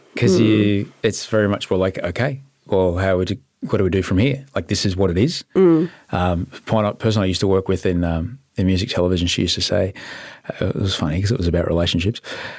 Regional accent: Brisbane, Queensland, Australia; I grew up in Brisbane and it's the same.

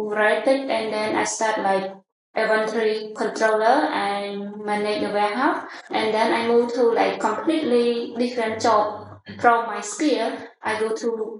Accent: Cambodia; moved away as an adult; also born or lived in Phnom Penh; I was born from Prevent province, which is from small village in front of the Mekong River

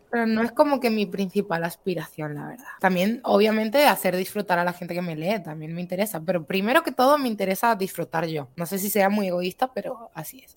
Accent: Spain; soy española

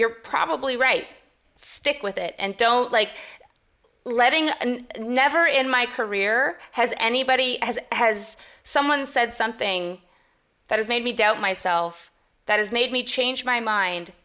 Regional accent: Canada; I'm Canadian as well

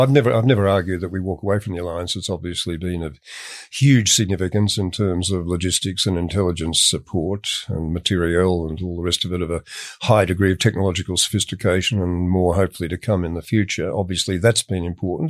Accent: Australia

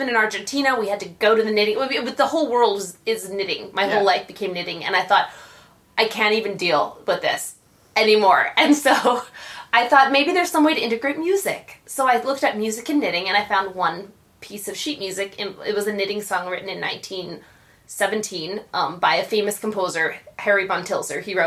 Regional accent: Canada; now in New York, United States; I'm from Canada, so we had Girl Guides

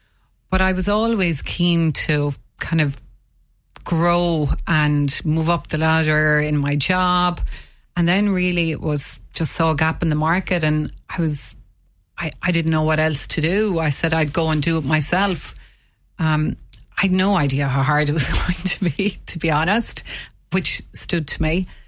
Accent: Munster, Ireland; now in Waterford, Ireland; Well, I'm originally from County Limerick and I moved to Waterford almost 30 years ago.

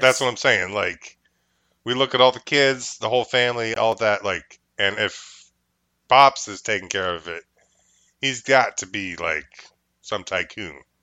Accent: New York, United States; I'm New York. I'm a New Yorker

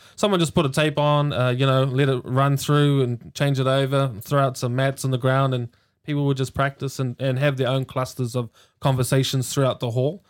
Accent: Hamilton, Waikato, New Zealand; born and raised in Hamilton in the little Housing New Zealand projects inside St Andrews

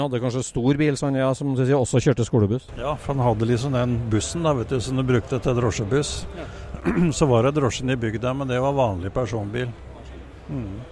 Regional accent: Rjukan, Vestfold og Telemark, Norway; now in Austbygd, Norway; Jeg er opprinnelig fra Rjukan, men jeg har flytta til, til, bygda

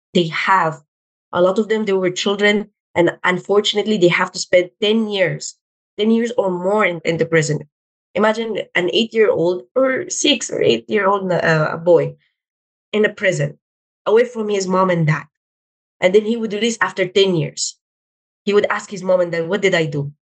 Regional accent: Philippines; I'm Filipino Arab

